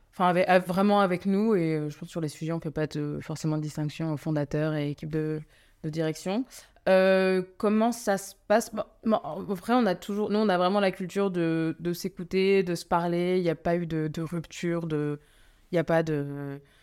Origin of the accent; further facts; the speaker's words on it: France; je suis d'origine, je suis française, mais je suis d'origine euh, indienne